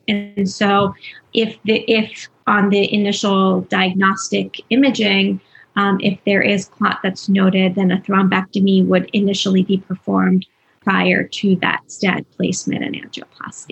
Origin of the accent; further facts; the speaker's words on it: New Jersey, United States; moved away as an adult; now in Philadelphia, United States; I'm originally from New Jersey, but um, have been living in Philadelphia for the past five years